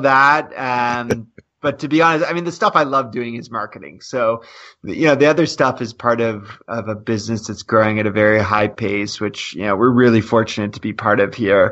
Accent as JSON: {"language": "English", "country": "Canada", "said": "as a Canadian"}